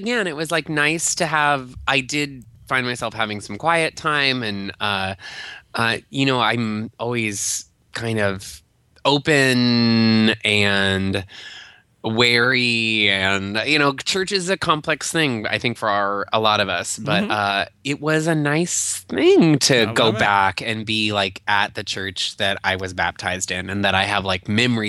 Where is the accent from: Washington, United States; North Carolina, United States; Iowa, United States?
Iowa, United States; Albia; now in Chicago, United States; My sister and I then go to the Albia Brewing Company, which our hometown has its own microbrew pub.